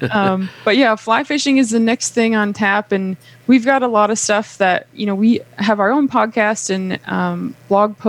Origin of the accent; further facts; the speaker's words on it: Minnesota, United States; now in East Tennessee, United States; I'm from Minnesota